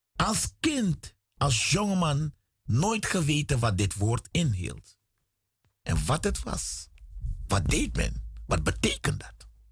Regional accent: Suriname; moved away; Ik kom uit Suriname.

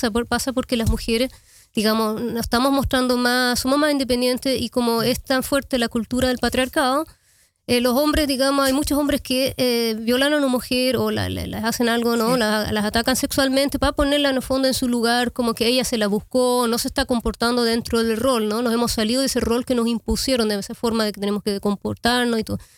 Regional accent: Chile; also born or lived in Amsterdam, Netherlands; yo soy eh, chilena holandesa, yo nací en Amsterdam y a los 10 años me fui a vivir a Chile y ahí vi 19 años eh, para volver en el 2005

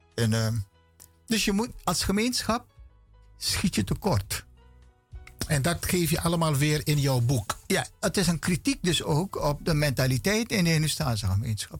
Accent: Paramaribo, Paramaribo District, Suriname; ik ben opgevoed of opgegroeid op Poelepantje aan de Willemstraat

